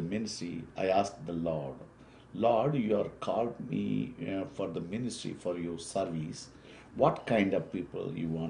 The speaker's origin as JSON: {"language": "English", "country": "India", "first_language": "Telugu", "second_language": "English", "said": "My mother tongue is Telugu."}